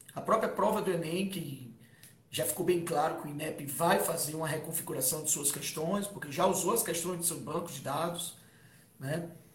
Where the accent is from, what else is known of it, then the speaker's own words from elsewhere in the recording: Fortaleza, Ceará, Brazil; Fortaleza, a gente é de Fortaleza